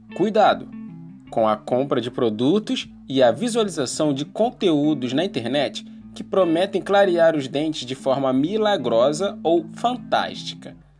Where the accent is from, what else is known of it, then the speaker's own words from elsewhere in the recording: Rio de Janeiro, Brazil; Sou nascido e criado aqui, no Morro do Salgueiro